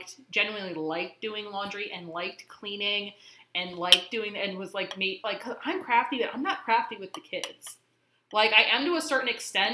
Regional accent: Lancaster County, Pennsylvania, United States; also born or lived in Utah; I'm from Lancaster County

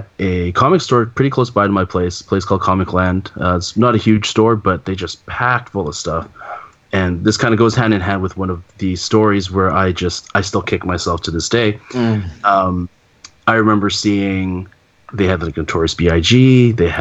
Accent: Canada; Being Canadian

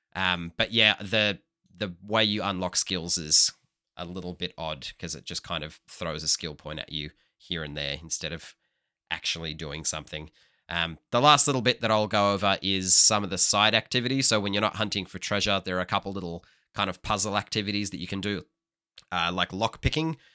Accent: Hobart, Tasmania, Australia; born or raised there

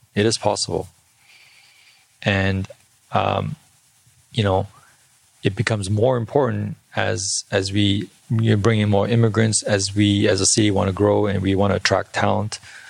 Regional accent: South Korea; also born or lived in India / Bangladesh / United States; I originally born and raised in South Korea. I grew up in India, South India and Bangladesh, and, you know, and I went to school in the US for a little bit.

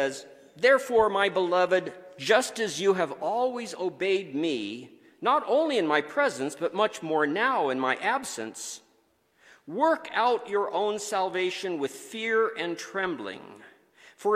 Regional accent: South Dakota, United States; moved away; We grew up in South Dakota

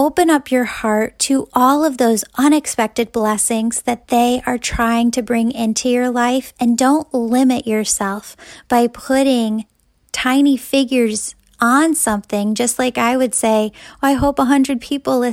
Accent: Wheaton, Illinois, United States; my hometown of Wheaton, Illinois

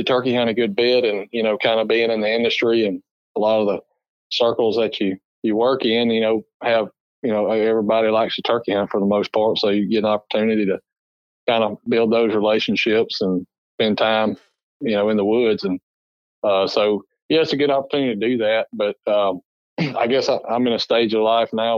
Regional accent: Alabama, United States; I grew up in Alabama

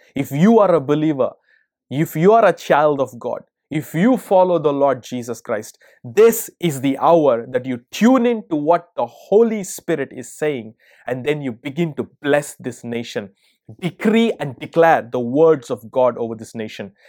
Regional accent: India; also born or lived in America; now in United States; I'm originally from India

